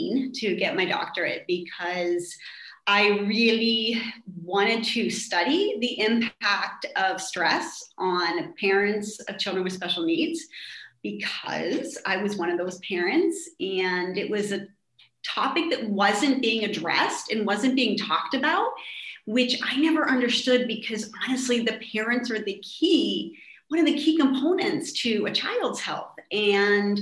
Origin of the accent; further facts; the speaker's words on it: Pittsburgh, Pennsylvania, United States; moved away as an adult; now in Estonia; I'm originally from Pittsburgh, Pennsylvania